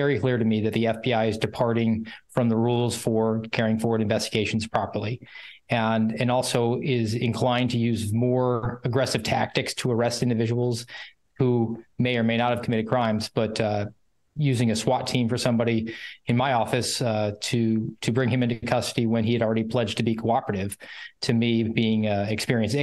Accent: Georgia, United States; also born or lived in Northwest Iowa; now in Daytona Beach, United States; My hometown is in Georgia

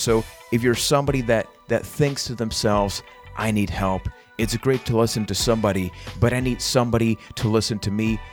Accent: Puerto Rico; I am from Puerto Rico

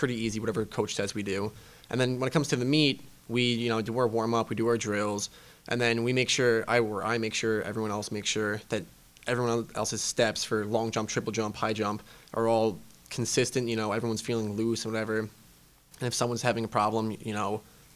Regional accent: Long Island, New York, United States; moved away as an adult; now in York, United States; I grew up in New York

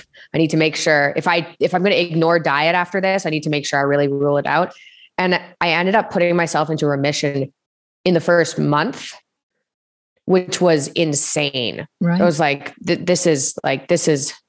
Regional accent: Toronto, Ontario, Canada; also born or lived in Montreal; Grew up, spent most of my childhood in Toronto in Canada

